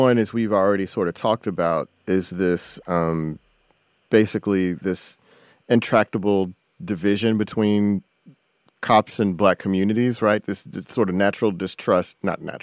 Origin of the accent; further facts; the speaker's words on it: Houston, Texas, United States; a teenager from Houston, Texas, my hometown